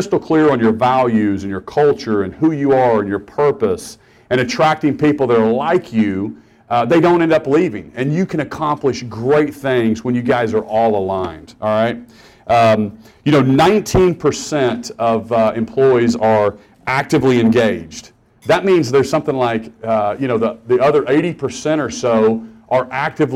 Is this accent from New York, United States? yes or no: no; Norman, Oklahoma, United States; also born or lived in Stillwater, Oklahoma; I grew up in Norman, Oklahoma